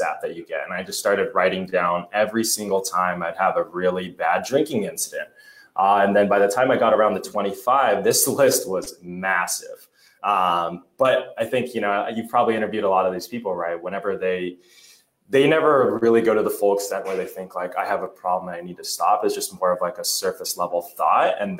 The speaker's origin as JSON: {"language": "English", "town": "Laguna Beach", "region": "California", "country": "United States", "tie": "born or raised there", "said": "Orange County, Laguna Beach area"}